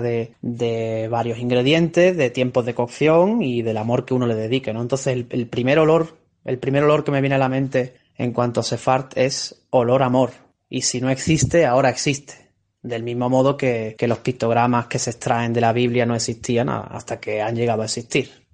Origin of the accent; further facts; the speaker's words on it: Benalmádena, Andalusia, Spain; Yo me crié en Arroyo de la Miel, Benalmádena, en la provincia de Málaga